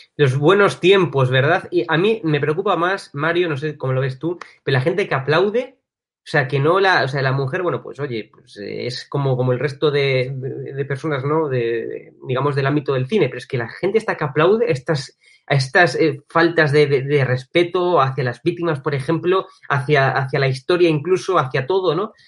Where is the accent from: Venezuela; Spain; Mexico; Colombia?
Spain; los españoles somos